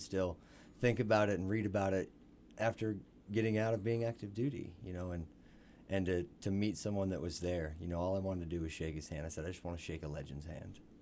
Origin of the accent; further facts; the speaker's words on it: Missouri, United States; grew up in Marshland, Missouri.